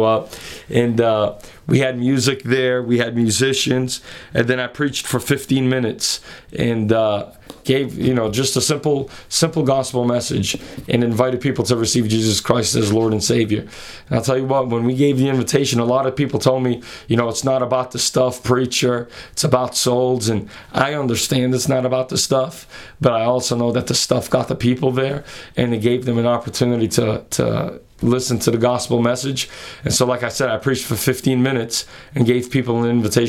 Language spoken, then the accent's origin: English; Massachusetts, United States; my hometown where I grew up in the state of Massachusetts